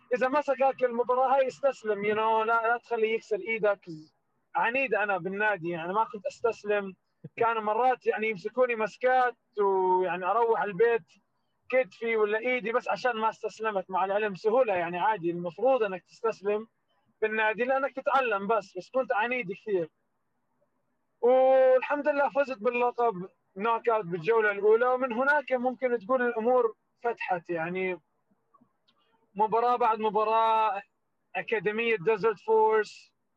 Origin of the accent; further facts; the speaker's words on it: Jordan; also born or lived in Palestine; now in United States; انا من الاردن وفلسطين